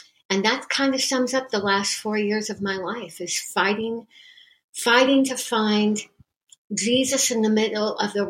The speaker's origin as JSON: {"language": "English", "country": "United States", "said": "being an American"}